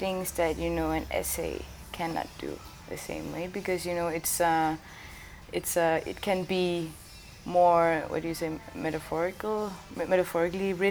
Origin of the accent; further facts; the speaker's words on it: Greenland; I was born and raised in Greenland, and I grew up speaking three languages all the time